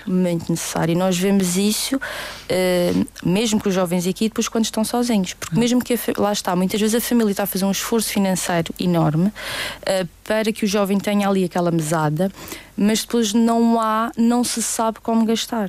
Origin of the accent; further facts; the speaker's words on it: Madeira, Portugal; nós somos uma uma ilha pequenina e que não há nada aqui